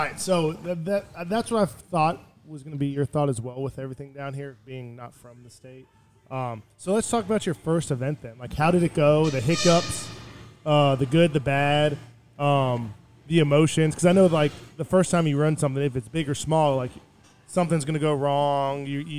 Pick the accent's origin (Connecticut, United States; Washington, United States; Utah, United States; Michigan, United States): Michigan, United States; from growing up in Michigan and playing wrestling in college in Michigan, that football is big everywhere